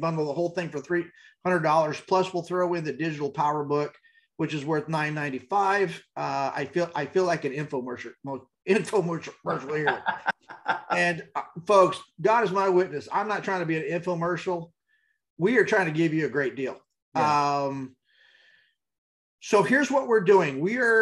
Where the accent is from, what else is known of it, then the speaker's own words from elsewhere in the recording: El Paso, Texas, United States; you can tell I was raised in El Paso